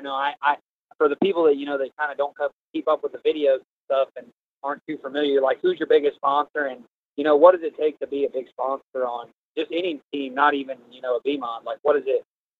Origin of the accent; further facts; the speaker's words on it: Texas, United States; I'm from Texas as well.